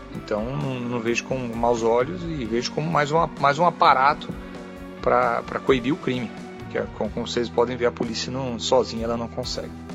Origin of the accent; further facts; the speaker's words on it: Brazil; also born or lived in California, United States; now in United States; eu posso até ter deixado o Brasil, mas o Brasil não deixou, não, não me deixou. Eu continuo sendo brasileiro.